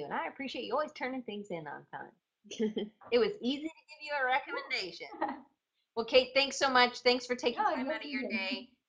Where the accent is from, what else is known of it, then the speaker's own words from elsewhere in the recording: Atlanta, Georgia, United States; moved away as an adult; also born or lived in Auburn, Alabama / Denver, Colorado / Richmond, Virginia; now in Mobile, United States; I grew up in Atlanta. That's why I sound like this.